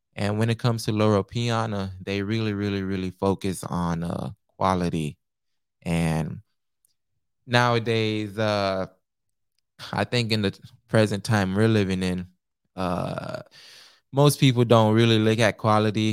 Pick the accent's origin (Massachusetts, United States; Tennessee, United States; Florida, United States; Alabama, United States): Florida, United States; Naples; also born or lived in Pompano Beach, Florida; I'm Haitian American, born in Pompano Beach, raised in, uh, Naples, Florida